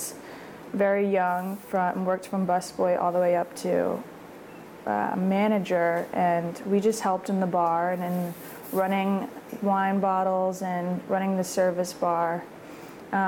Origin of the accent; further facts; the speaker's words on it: New Orleans, Louisiana, United States; moved away as an adult; also born or lived in California; now in Oregon, United States; I was born and raised in New Orleans